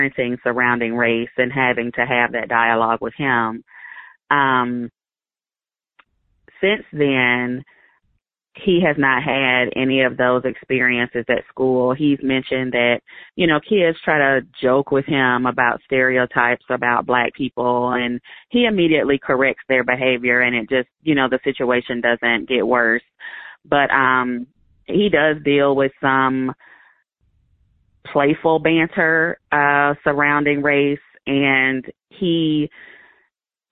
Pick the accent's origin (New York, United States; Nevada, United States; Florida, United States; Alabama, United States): Alabama, United States; moved away as an adult; now in Bend, United States; I grew up in Alabama. I went to high school there and, you know, spent most of my adult life there